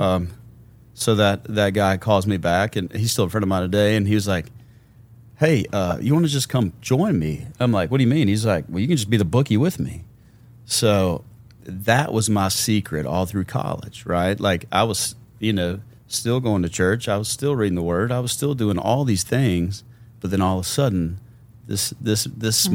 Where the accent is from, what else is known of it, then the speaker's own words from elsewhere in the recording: Memphis, Tennessee, United States; born and raised in Memphis, Tennessee